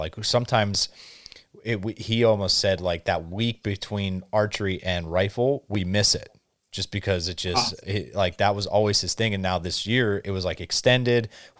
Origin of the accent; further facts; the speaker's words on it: Northeast Pennsylvania, United States; now in central Pennsylvania, United States; back at home where I grew up in Northeast PA, it always seems to be like the rut is a little bit earlier compared to what it is here where I live now in central Pennsylvania.